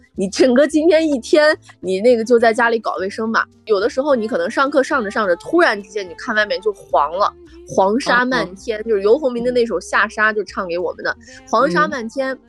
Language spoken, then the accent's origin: Chinese; Jiuquan, Gansu, China; moved away; 你像我的家乡是在酒泉嘛，我们在最西边的这个地方。其实酒泉的话和新疆话非常像。